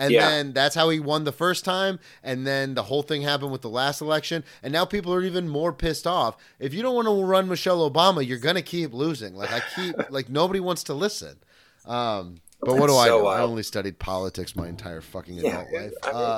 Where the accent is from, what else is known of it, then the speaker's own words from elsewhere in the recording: the South, United States; now in New York, United States; when I came from the South to New York, I'm a storyteller.